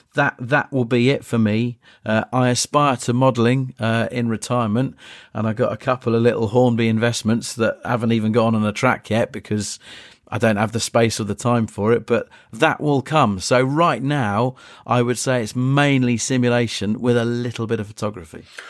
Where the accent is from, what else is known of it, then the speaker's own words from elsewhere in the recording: Polegate, South East England, United Kingdom; I grew up in Eastbourne, just outside Eastbourne, Polegate, a couple of stops down the line.